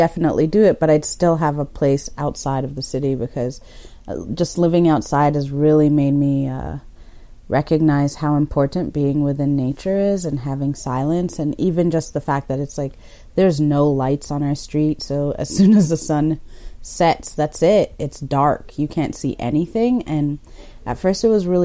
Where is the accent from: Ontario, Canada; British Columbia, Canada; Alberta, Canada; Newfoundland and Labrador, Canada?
Ontario, Canada; Toronto; also born or lived in Kenya; now in Caledon, Canada; grew up in Toronto